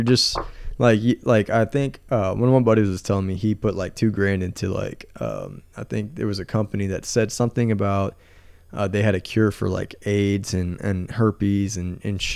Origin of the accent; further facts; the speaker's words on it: Texas, United States; I'm from Texas